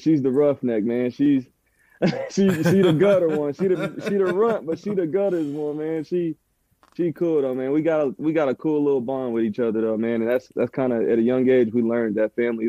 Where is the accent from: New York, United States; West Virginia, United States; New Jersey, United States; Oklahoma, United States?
Oklahoma, United States; Lawton; moved away as an adult; now in Oklahoma City, United States; I grew up in Lawton. I'm from Shady City. Been there pretty much my whole life. I'm born in OKC, though.